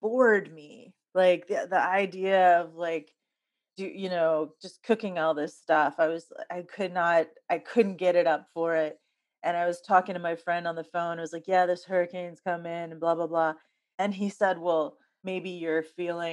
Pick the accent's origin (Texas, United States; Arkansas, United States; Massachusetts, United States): Texas, United States; Houston; moved away; also born or lived in New York; I grew up with hurricanes, like every season. We lived right on the bayou in Houston